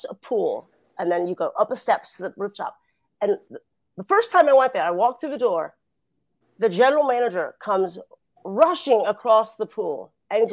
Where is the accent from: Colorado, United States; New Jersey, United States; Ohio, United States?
Ohio, United States; Ottawa; moved away; also born or lived in Los Angeles; I was born and raised in a small town called Ottawa